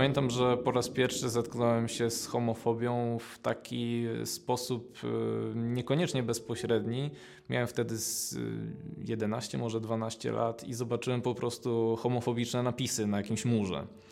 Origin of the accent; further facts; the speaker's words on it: Gdańsk, Pomeranian Voivodeship, Poland; also born or lived in Gdynia; pochodzę z Gdańska. Y, od zawsze mieszkam w Gdańsku, chociaż urodziłem się w Gdyni